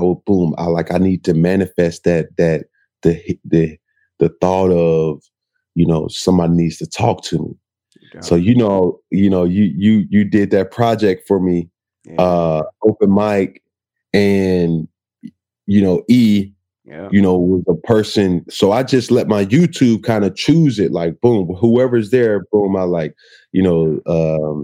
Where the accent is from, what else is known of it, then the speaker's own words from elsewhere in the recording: College Park, Georgia, United States; moved away as an adult; also born or lived in Riverdale, Georgia / Florida / Auburn, Alabama / Carolina; I'm from Atlanta, Georgia, College Park, Georgia.